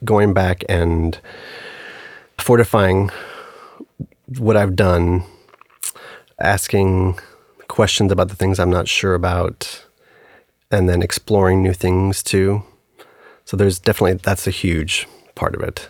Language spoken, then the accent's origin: English; El Paso, Texas, United States; moved away as an adult; I grew up in El Paso and lived there up until I went away to undergrad